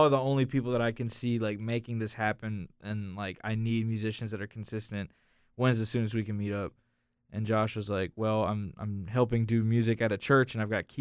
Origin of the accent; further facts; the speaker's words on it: United States; Kevin and I, were from Randolph County